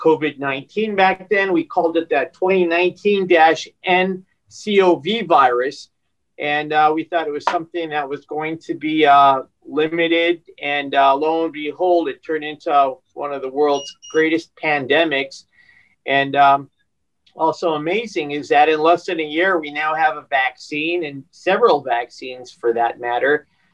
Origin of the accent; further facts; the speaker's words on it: Southern California, United States; I'm from Southern California